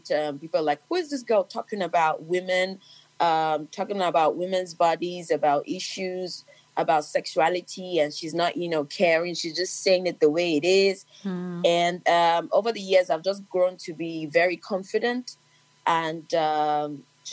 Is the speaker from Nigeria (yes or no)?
yes; Lagos, Nigeria; I'm the girl from Lagos